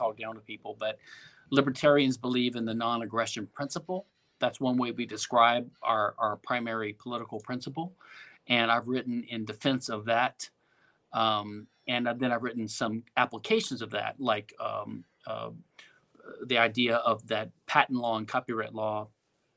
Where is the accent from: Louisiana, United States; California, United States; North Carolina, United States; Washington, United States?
Louisiana, United States; now in Houston, United States; I'm from Louisiana originally